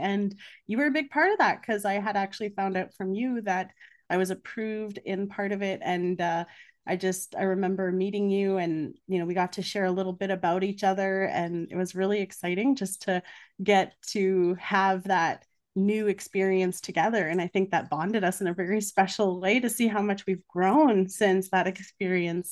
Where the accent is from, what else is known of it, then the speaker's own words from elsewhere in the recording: Canada; also born or lived in Budapest, Hungary; I'm Hungarian Canadian, but both my parents were refugees, so there is a difference in how I was raised